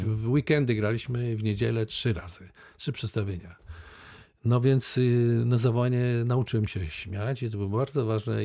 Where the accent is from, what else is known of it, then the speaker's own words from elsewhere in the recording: Wałbrzych, Lower Silesian Voivodeship, Poland; urodziłem w Wałbrzychu